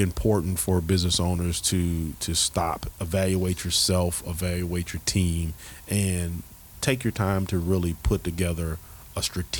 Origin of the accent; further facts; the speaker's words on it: Texas, United States; also born or lived in Mobile, Alabama / Phoenix; I grew up in Texas. I'm from Mobile, Alabama. And I grew up out in Texas for a while and out in Phoenix.